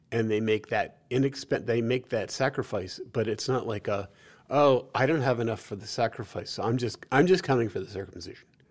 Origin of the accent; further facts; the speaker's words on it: New York City, New York, United States; growing up in New York City